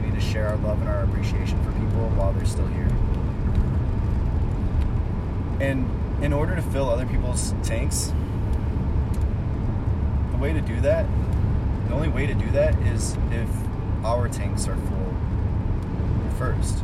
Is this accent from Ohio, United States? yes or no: yes; Ohio, United States; moved away as an adult; also born or lived in Chicago / Austin, Texas / Mexico; where I grew up in Ohio, where I left about 5 years ago after my mom died